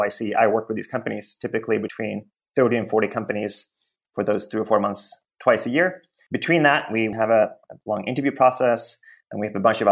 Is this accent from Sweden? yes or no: yes; Sweden; now in United States; I came to the US a long time ago. I grew up in Sweden